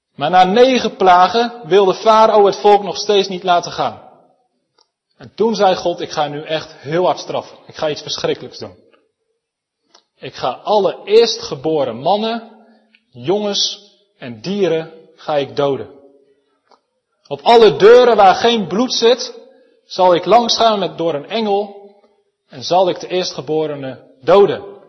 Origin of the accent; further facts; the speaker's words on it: Elspeet, Gelderland, Netherlands; Zelf kom ik uit Elspet, waar we een prachtige schaapskooi